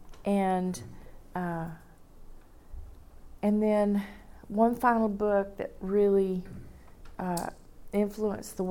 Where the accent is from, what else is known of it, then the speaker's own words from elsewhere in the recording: Fort Worth, Texas, United States; moved away; I grew up in Fort Worth